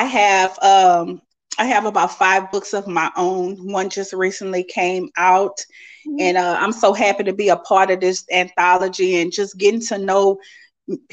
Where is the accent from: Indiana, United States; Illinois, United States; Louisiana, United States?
Louisiana, United States; Lafayette; I'm from Lafayette, Louisiana.